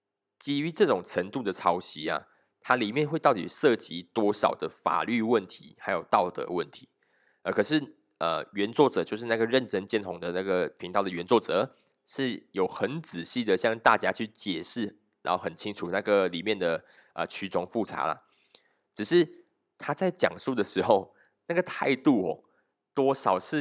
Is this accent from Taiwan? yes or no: no; Malaysia; 我们讲，我们马来西亚人都是一群不读书的人